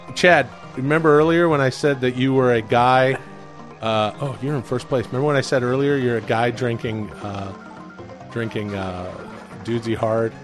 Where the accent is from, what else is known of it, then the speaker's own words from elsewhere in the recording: Canada; I'm Canadian.